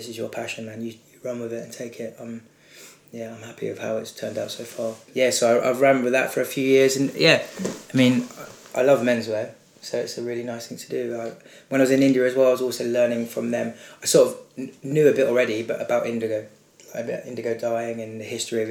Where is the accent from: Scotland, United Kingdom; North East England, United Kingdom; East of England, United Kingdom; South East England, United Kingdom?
South East England, United Kingdom; Brighton; now in London, United Kingdom; I'm from Brighton originally, 25 years old now, living in London